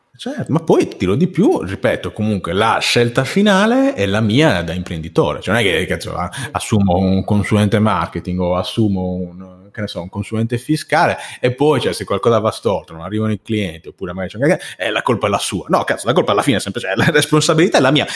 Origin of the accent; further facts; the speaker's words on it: Sardinia, Italy; sono sardo